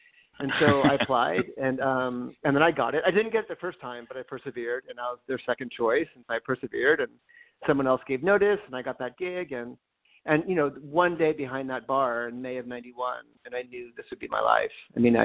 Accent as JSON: {"language": "English", "town": "Los Angeles", "region": "California", "country": "United States", "tie": "born or raised there", "also_born_or_lived": "Connecticut", "lives_now": "Santa Barbara, United States", "said": "I was raised in Los Angeles, kind of on the west side"}